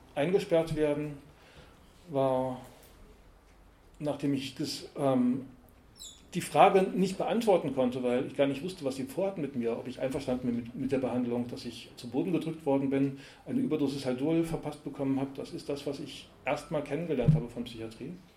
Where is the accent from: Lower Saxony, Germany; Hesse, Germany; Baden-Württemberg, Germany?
Baden-Württemberg, Germany; Karlsruhe; Also ich wurde 1964 eben als